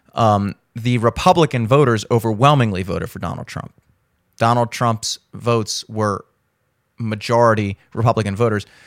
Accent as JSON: {"language": "English", "region": "Maryland", "country": "United States", "tie": "born or raised there", "said": "my home state of Maryland"}